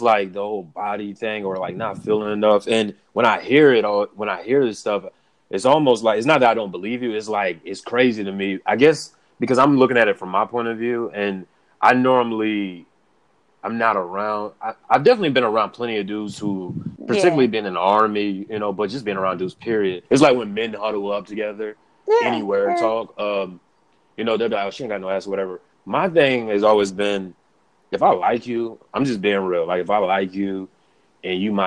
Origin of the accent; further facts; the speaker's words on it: the South, United States; I'm from the South